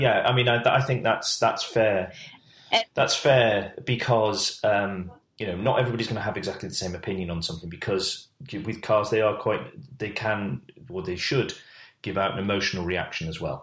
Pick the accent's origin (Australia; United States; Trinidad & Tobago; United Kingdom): United Kingdom; we're British